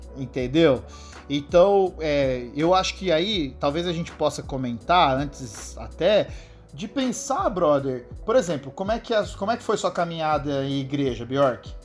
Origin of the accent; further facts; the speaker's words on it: São José do Rio Preto, São Paulo, Brazil; eu sou de São José do Rio Preto, né? Uma cidade aqui no interior de São Paulo